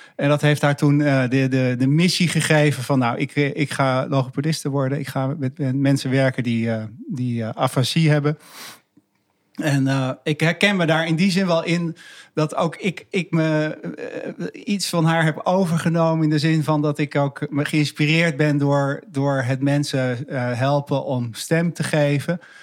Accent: Haarlem, North Holland, Netherlands; also born or lived in Achterhoek; Ik, ik, opgegroeid in Haarlem

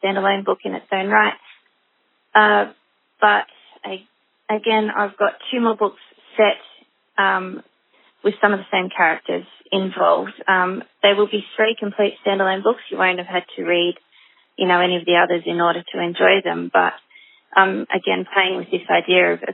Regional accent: Australia; as a nation, Australians, even if we don't live in the country, we seem to be able to identify with it

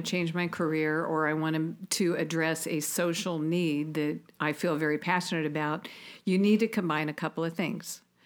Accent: Auburn, Indiana, United States; I was a girl from Auburn, Indiana

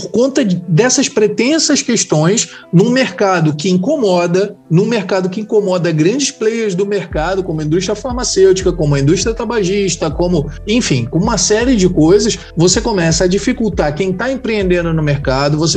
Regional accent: Rio de Janeiro, Brazil; de Marechal, eu tenho propriedade para falar da batata da estação.

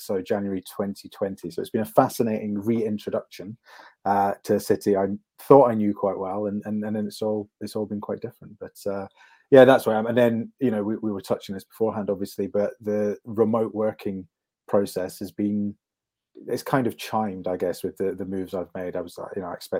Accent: Scotland, United Kingdom; accent: neutral; also born or lived in London; I have an overly neutral accent for reasons I'm sure won't come up in this conversation. But I grew up in Scotland, but I was in London for 14 years.

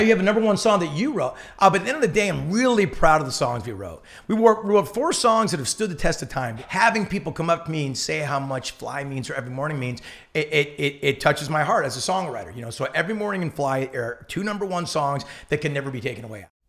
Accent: Newport Beach, California, United States; we're from Newport

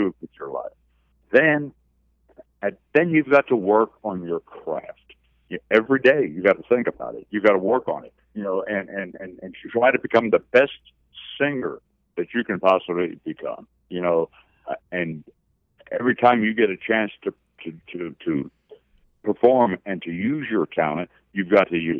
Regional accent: New Jersey, United States; I'm from New Jersey, and I love coming to the Northeast

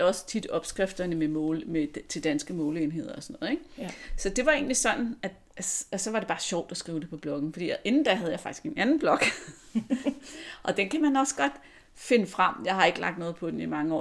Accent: Lyngby, Capital Region of Denmark, Denmark; also born or lived in Virum; jeg kommer fra Lyngby, lidt nord for København

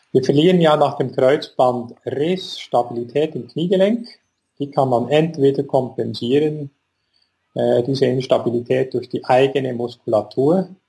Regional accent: Bern, Switzerland; ich komme aus Bern, bin hier an der Sonnenhofklinik tätig

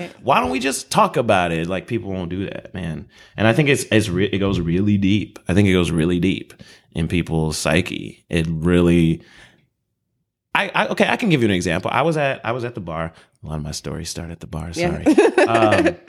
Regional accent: Chicago, Illinois, United States; I mean, we're in the Midwest. We're both from Chicago.

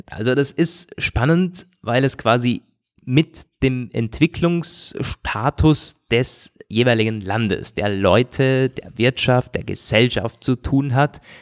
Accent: Austria; Und das ist bei uns in Österreich und so nicht anders.

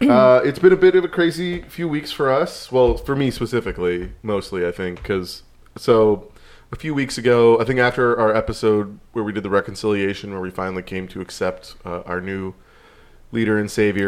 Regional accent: California, United States; growing up in California

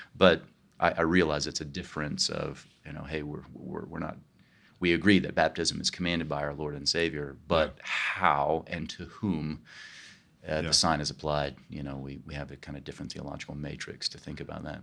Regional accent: Kansas, United States; moved away as an adult; also born or lived in New York; now in California, United States; I grew up in Kansas and uh, outside of Kansas City

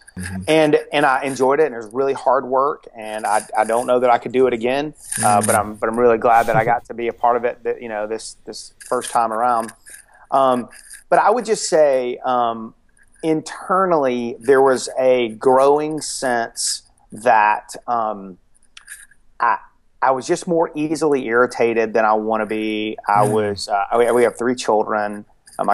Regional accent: Atlanta, Georgia, United States; also born or lived in Dallas; now in Athens, United States; I grew up in Atlanta, and I grew up in a really dysfunctional home

